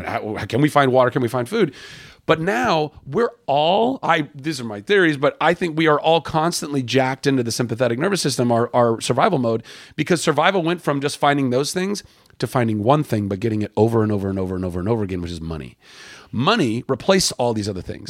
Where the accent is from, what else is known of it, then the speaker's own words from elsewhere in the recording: Southern California, United States; also born or lived in Lake Charles, Louisiana; I grew up in Southern California